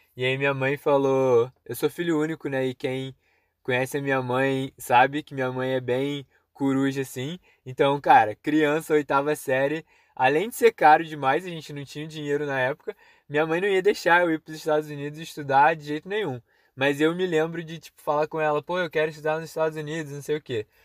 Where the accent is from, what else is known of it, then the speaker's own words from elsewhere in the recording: Petrópolis, Rio de Janeiro, Brazil; o CCAA ficava num lugar meio perigoso em Petrópolis